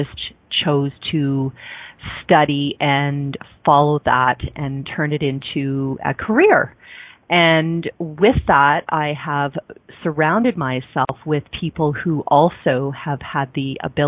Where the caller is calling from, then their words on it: Calgary, Alberta, Canada; I'm calling in from Calgary, Alberta, Canada